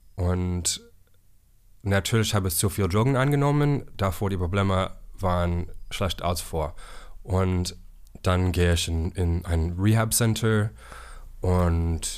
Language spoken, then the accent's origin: German; South Carolina, United States; German is a second language; moved away as an adult; also born or lived in San Francisco; now in Berlin, Germany; komme ich aus Amerika. Ich war in South Carolina geboren und ich habe ähm, aus San Francisco nach Berlin umgezogen vor zehn Jahren.